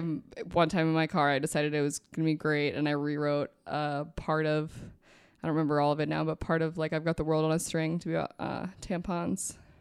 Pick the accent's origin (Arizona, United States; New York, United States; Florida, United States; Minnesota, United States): Minnesota, United States; also born or lived in New Jersey; we moved from New Jersey when I was really young, and they were very, like, alone when we got to Minnesota